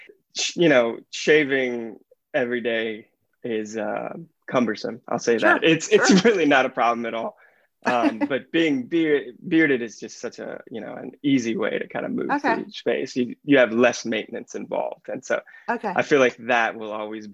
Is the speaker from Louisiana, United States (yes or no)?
yes; Lafayette, Louisiana, United States; I'm from Lafayette, Louisiana